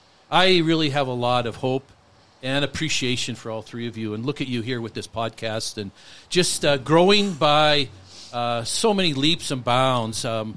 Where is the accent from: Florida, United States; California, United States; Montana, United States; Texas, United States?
Montana, United States; Butte; now in Billings, United States; I'm from Butte.